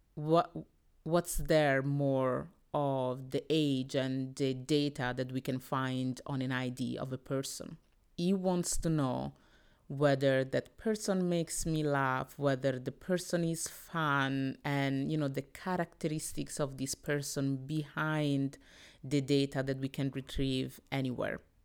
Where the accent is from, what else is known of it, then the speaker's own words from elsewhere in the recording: Italy; I was born in Italy, that my parents came from the D R C, from Congo, in the eighties and the seventies